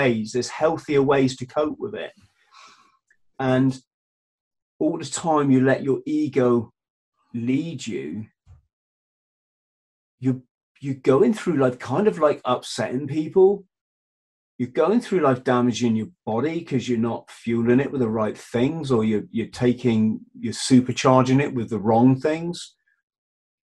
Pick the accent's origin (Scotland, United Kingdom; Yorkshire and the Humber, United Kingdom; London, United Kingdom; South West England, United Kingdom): South West England, United Kingdom; Cornwall; the village I grew up in Cornwall